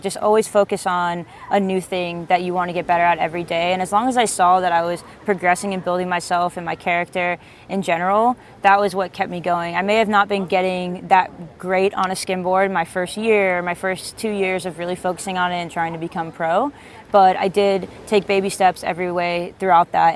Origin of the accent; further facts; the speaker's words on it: East Coast, United States; I grew up on the East Coast